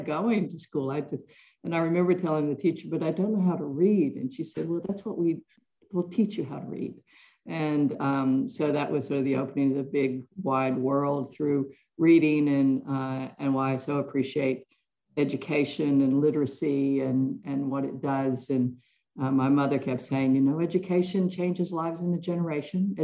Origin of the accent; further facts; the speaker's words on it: West Virginia and Virginia, Appalachian Mountains, United States; now in Melbourne, Australia; I grew up in small towns in the coal mining areas of West Virginia and Virginia, up in the Appalachian Mountains